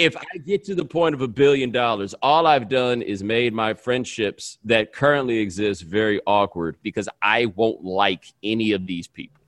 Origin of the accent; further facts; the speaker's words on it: the South, United States; moved away; I'm from the South